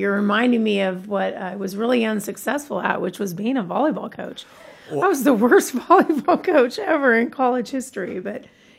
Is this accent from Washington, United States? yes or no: yes; Tacoma, Washington, United States; also born or lived in San Diego; when we moved from San Diego to Tacoma, my dad wanted to do something fun for our family, something to connect us to a community that we didn't know very well.